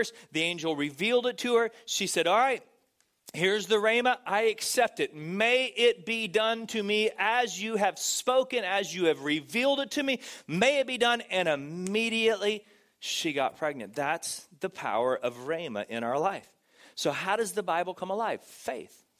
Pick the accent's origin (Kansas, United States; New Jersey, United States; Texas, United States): Texas, United States; now in California, United States; I grew up in Texas, and in Texas we had a lot of farms and a lot of cows